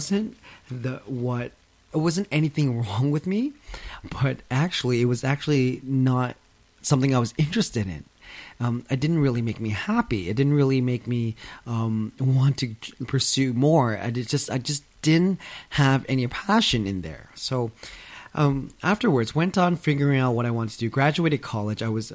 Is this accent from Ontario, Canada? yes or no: yes; London, Ontario, Canada; I was born and raised in London, Ontario, 2 hours out of Toronto, Canada.